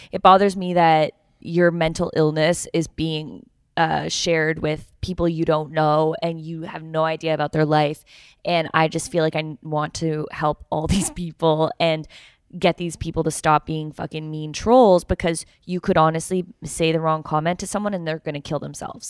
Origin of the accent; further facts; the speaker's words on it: Canada; I'm from Canada.